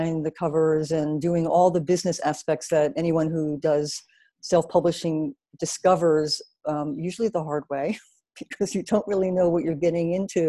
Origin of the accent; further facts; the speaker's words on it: New Jersey, United States; moved away as an adult; also born or lived in New York City; I am from New Jersey originally, but I spent most of my adult life in New York City